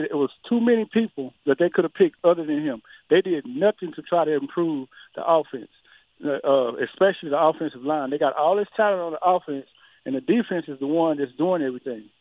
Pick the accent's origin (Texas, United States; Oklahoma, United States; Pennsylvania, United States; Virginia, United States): Texas, United States; Lubbock; I'm from Lubbock, home of Texas Tech